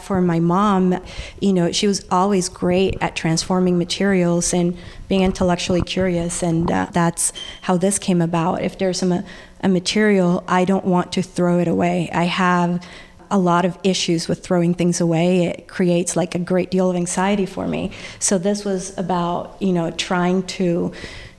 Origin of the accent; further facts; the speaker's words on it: El Salvador; moved away; When I was growing up in El Salvador